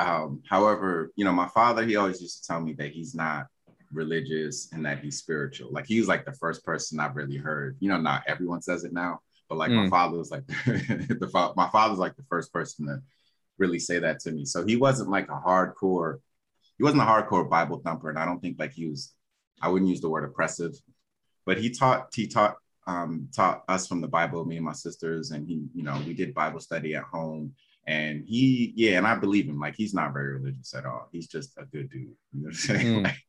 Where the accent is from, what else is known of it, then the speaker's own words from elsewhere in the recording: Nigeria; Like I grew up, I'm Nigerian, you know, my father is my father's mother is Yoruba. So I've always known Yoruba as a language.